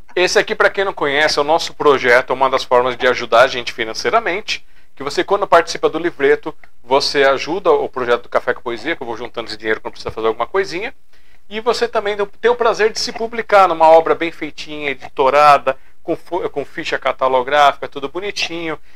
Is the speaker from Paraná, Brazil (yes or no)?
no; São Paulo, Brazil; Sou aqui de São Paulo, capital.